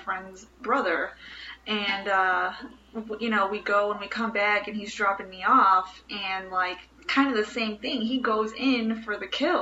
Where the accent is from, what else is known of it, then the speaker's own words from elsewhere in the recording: Chicago, Illinois, United States; I'm from Bridgeport in Chicago